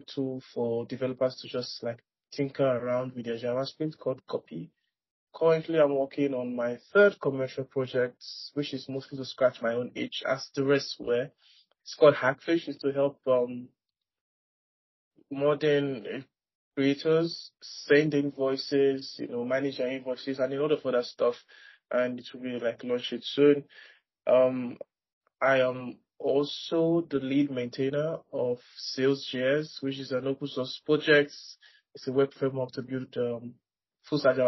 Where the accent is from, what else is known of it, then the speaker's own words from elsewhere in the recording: Nigeria; I am from Nigeria